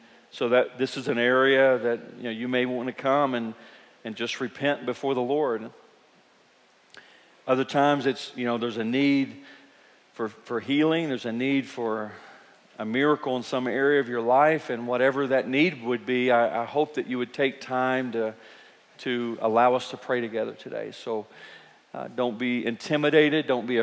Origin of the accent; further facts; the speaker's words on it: Eastern Kentucky, United States; we're from Kentucky. We're from Eastern Kentucky, and we grow up with a lot of musicians